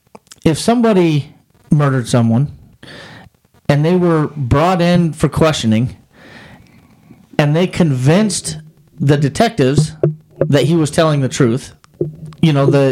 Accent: Wyoming, United States; I grew up in Wyoming.

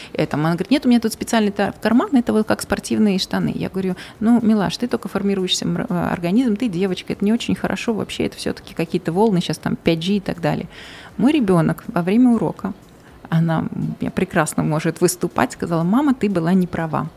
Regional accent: Uzbekistan; also born or lived in Malaysia; мы сами из Узбекистана

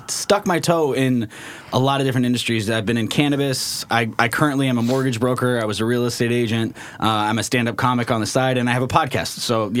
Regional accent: Aloha, Oregon, United States; also born or lived in Colorado; I grew up in Aloha, Oregon. So, if you guys are familiar with the Portland area, it's just a deep west side. It's a little town between Beaverton and Hillsboro.

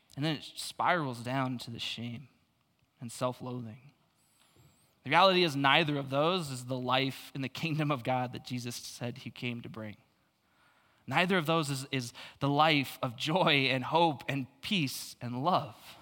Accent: Phoenix, Arizona, United States; I grew up in Phoenix, though, so I'm super used to the suicide lanes

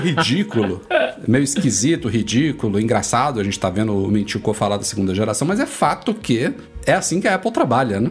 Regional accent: Salvador, Bahia, Brazil; em Salvador, na minha terrinha lá

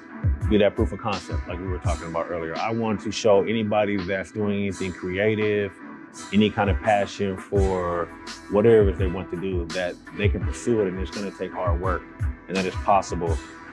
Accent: Seattle, Washington, United States; I'm from Seattle, Washington, born and raised in the Central District.

